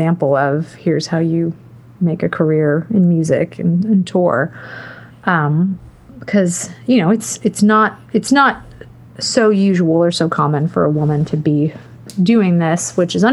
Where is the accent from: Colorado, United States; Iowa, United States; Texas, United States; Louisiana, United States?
Louisiana, United States; New Orleans; I am from New Orleans, Louisiana